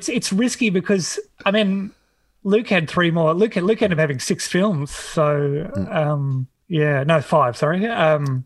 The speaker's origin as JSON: {"language": "English", "town": "Hobart", "region": "Tasmania", "country": "Australia", "tie": "born or raised there", "said": "I grew up in Tassie in Hobart in suburb called Glenorchy"}